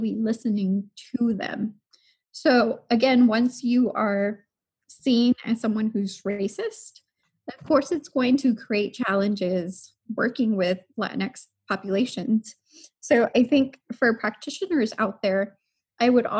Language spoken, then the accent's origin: English; Harlingen, Texas, United States; I am from Harlingen, Texas. So deep in the south